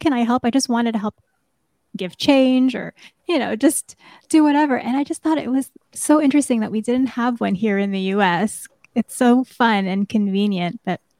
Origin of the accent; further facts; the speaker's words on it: New York, United States; I grew up in New York, but I would spend summers in the Philippines like every 4 years.